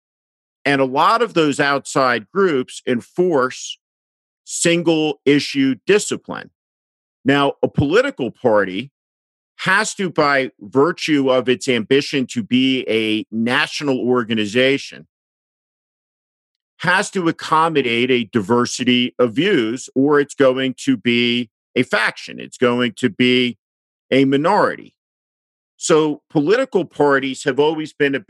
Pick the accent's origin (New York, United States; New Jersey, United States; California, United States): New Jersey, United States; I grew up in New Jersey